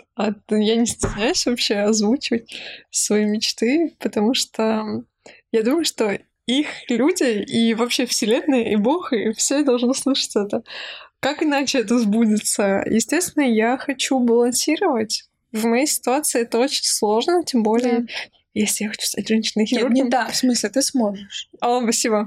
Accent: Nalchik, Kabardino-Balkaria, Russia; из моего родного города Нальчик

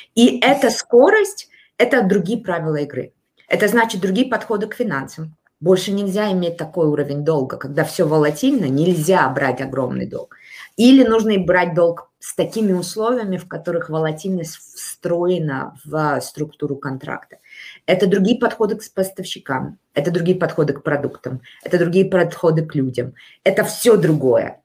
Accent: Almaty, Kazakhstan; Я родилась в Алмате

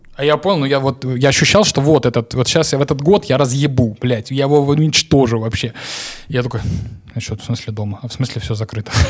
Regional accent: Novocherkassk, Rostov Oblast, Russia; я из Новочеркасска

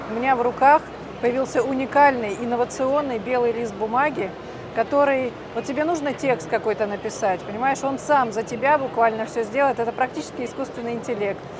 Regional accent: Siberia, Russia; born there; Я говорю, так я родилась в Сибири. У нас вечная мерзлота 37, я просто заморозилась.

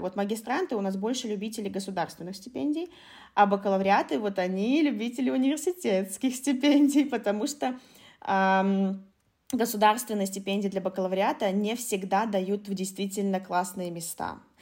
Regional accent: Khabarovsk, Khabarovsk Krai, Russia; moved away; also born or lived in China; в маленьком Хабаровске, да, откуда я родом

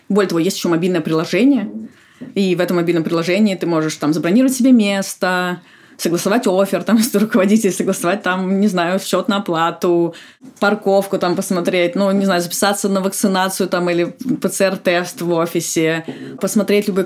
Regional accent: Saint Petersburg, Russia; now in Moscow, Russia; Ну вот я, например, из Петербурга, я родилась в Петербурге и жила там всю жизнь, и я переехала ну, вот, по работе, по сути, полгода.

